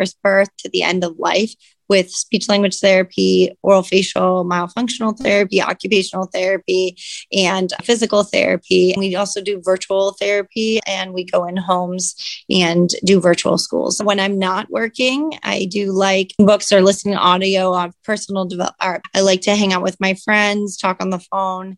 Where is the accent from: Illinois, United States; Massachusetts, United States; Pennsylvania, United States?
Pennsylvania, United States; Catawissa; moved away as an adult; also born or lived in Virginia / Hawaii; now in New Philadelphia, United States; I grew up in Catawissa, Pennsylvania, a little town, a little bit below Scranton